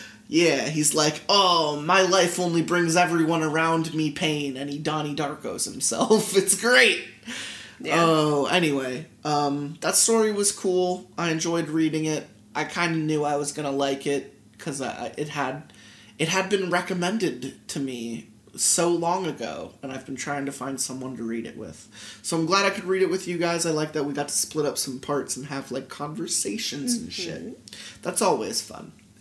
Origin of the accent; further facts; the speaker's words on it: Philadelphia, Pennsylvania, United States; I'm from Philly, you know?